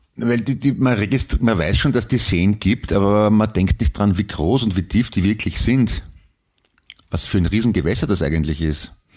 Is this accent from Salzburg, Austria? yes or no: no; Vienna, Austria; ich bin ein Wiener